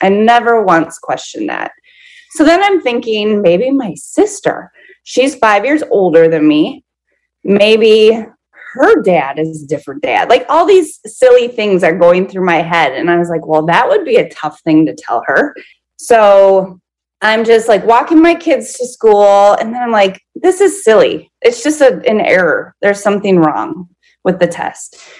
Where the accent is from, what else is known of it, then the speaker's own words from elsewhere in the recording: Minnesota, United States; I'm 39 and I'm from Minnesota